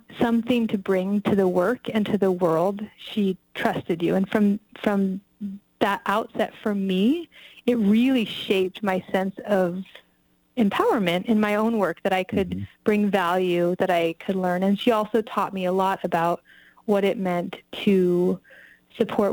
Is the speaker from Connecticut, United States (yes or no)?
no; California, United States; moved away as an adult; also born or lived in Bay Area / New York / Los Angeles / Wisconsin; now in Nevada County, United States; I say Tahoe